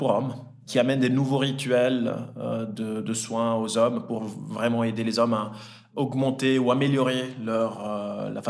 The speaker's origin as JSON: {"language": "French", "country": "Switzerland", "tie": "born or raised there", "also_born_or_lived": "Italy", "said": "euh, j'ai 34 ans, euh, j'ai grandi en Italie, je suis né en Italie et je suis arrivé en Suisse à l'âge de, 10 ans. J'ai grandi entre Lausanne et Genève."}